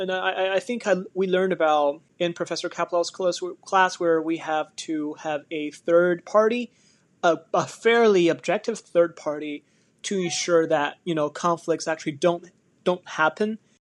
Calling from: Williamsburg, Virginia, United States; I'm listening from Williamsburg, Virginia.

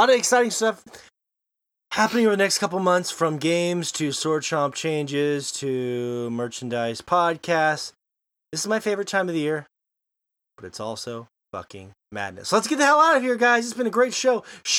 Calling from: Montana, United States; and of course, I am joining from Montana.

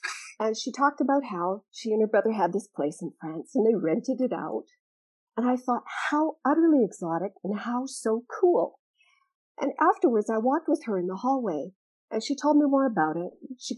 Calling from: Malta; I'm dialing in from Malta, Europe, a small country in Europe.

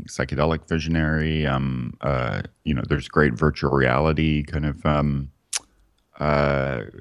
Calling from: Los Angeles, California, United States; Yeah, I'm calling from Los.

